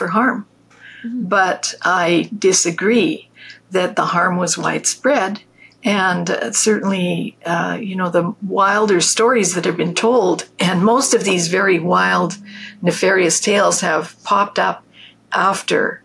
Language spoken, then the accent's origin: English; Canada; I'm a Canadian too.